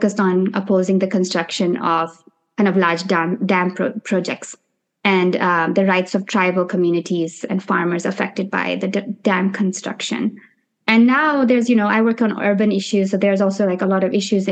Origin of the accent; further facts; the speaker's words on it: India; moved away as an adult; also born or lived in Nepal; now in New York City, United States; growing up in India and Nepal during the 90s and early 2000s and the 10s